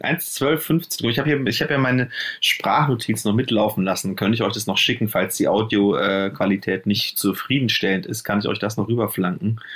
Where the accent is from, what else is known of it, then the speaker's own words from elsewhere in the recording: Nuremberg, Bavaria, Germany; also born or lived in Munich / Cologne; now in Berlin, Germany; ich komme ja aus Nürnberg, äh, äh, bin dann nach München